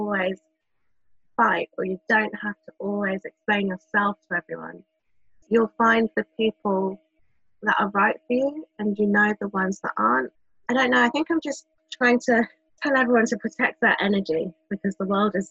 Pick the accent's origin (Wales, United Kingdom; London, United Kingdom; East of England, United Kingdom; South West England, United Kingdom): London, United Kingdom; Growing up in London